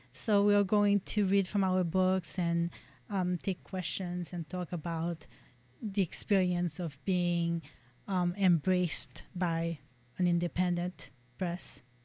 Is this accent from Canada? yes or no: no; Haiti; moved away as an adult; now in United States; growing up in Haiti